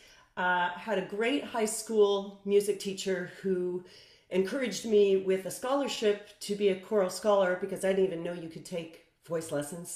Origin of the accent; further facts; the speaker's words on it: Toronto, Ontario, Canada; also born or lived in Guelph / France; I grew up mostly in Toronto